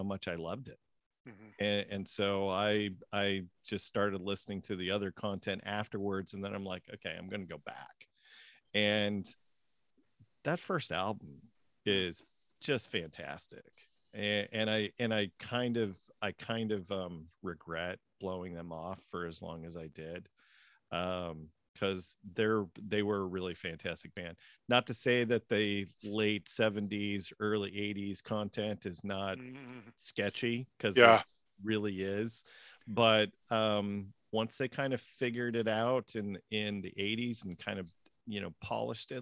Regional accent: Tacoma, Washington, United States; I grew up in Tacoma, Washington

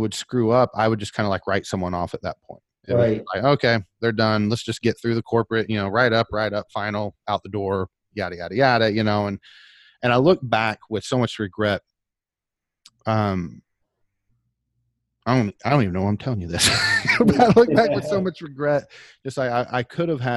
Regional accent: Oklahoma, United States; I'm from Oklahoma

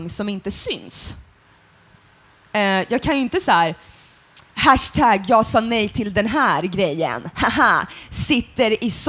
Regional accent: Finland; Jag är ju för fan finsk. Alltså, liksom, alltså så här, på mitt pass om jag skulle bli utvisad så

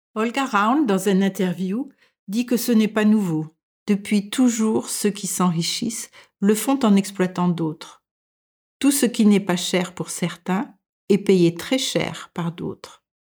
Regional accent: France; moved away as an adult; now in Denmark

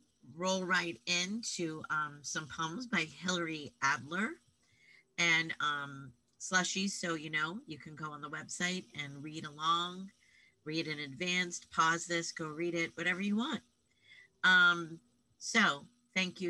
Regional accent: Pittsburgh, Pennsylvania, United States; moved away; growing up in Pittsburgh, we do not have weather change that quickly.

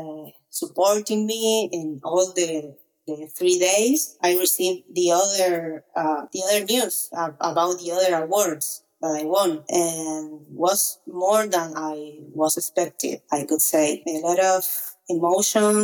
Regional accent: Argentina; English is a second language; maybe 50 or 100 people in my hometown

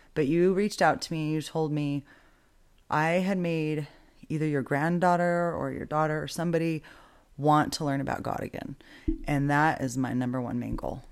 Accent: Boise, Idaho, United States; moved away as an adult; now in Albuquerque, United States; I grew up in Boise, Idaho. I now live in Albuquerque, New Mexico.

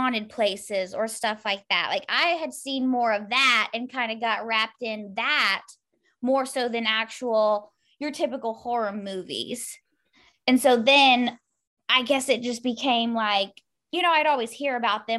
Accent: Louisville, Kentucky, United States; I'm from Louisville, Kentucky

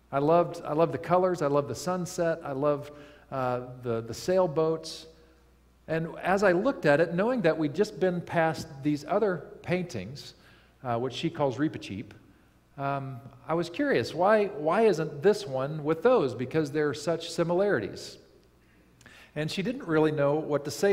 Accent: Lake Michigan, Midwest, United States; I grew up on Lake Michigan

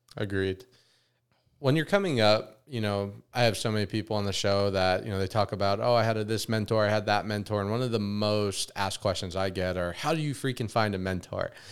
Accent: Las Vegas, Nevada, United States; growing up in Vegas

